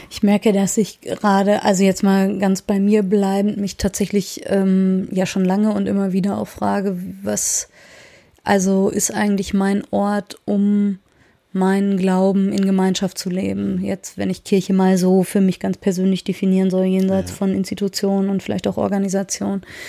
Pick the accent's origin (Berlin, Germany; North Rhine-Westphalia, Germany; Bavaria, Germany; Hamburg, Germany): North Rhine-Westphalia, Germany; Soest; ich bin ja in der Soester Innenstadt groß geworden